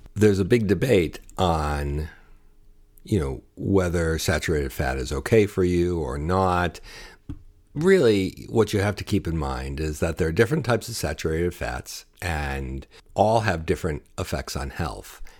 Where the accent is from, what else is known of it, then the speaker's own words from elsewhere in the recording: Buffalo, New York, United States; growing up in the Buffalo area, we said pecans